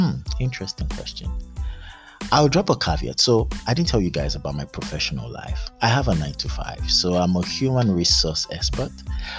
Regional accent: Abeokuta, Ogun State, Nigeria; also born or lived in Lagos / Ibadan / Kano / London; I'm Nigerian. I'm from Ogun State, Abeokuta. I grew up in Lagos. I grew up in Ibadan. I grew up in Kano. I grew up in London. I stayed in Port Harcourt.

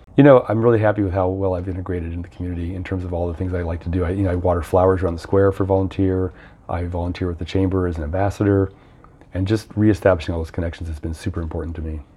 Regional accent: Aurora, United States; moved away as an adult; I grew up in Aurora, and like a lot of kids, when you're 20 years old, I couldn't wait to get out of Aurora

